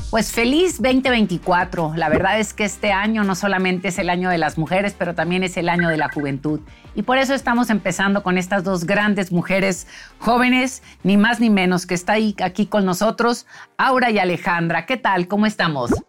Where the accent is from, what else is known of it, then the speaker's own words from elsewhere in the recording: Sinaloa, Mexico; de donde yo vengo, de Sinaloa